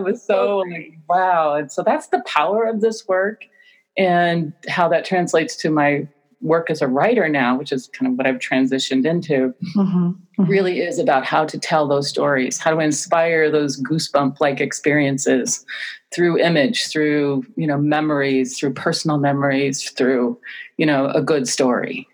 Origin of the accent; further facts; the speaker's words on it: North Umpqua River, central Oregon, United States; my life story growing up on the North Umpqua River in central Oregon